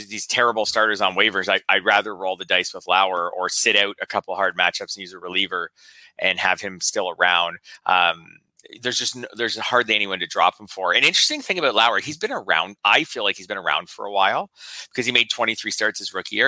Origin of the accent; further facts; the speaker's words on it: Canada; for me as a Canadian